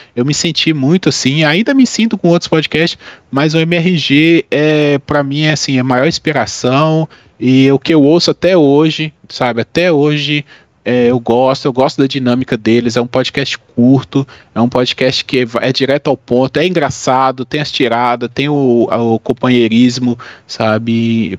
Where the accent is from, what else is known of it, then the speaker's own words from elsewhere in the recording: Minas Gerais, Brazil; also born or lived in Bahia; sou de Minas, eu morei dois anos na Bahia para fazer um mestrado